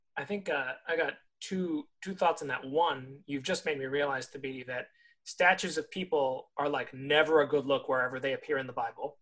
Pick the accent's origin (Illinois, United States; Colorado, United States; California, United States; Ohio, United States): California, United States; growing up in California